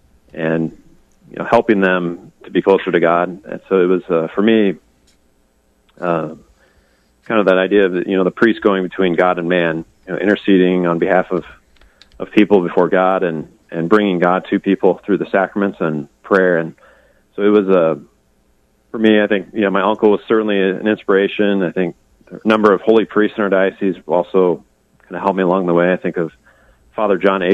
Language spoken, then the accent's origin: English; Perry, Iowa, United States; And I grew up in outside of Perry, Iowa, on a farm there. And it's a family farm. We've been in our family for like 120 years or more now.